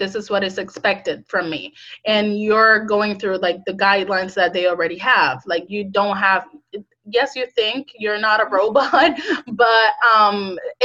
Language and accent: English; Puerto Rico; moved away as an adult; now in United States; I'm originally from Puerto Rico, I moved to United States 3 years ago